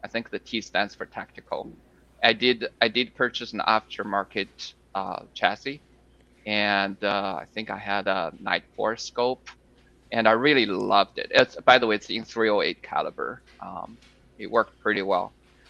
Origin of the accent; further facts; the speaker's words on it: China; moved away as an adult; also born or lived in Shanghai, China / Wisconsin, United States; now in Texas, United States; Originally, yes. It's a very small city. I mean, I don't think anyone would know here. It's a small city near the border between China and Mongolia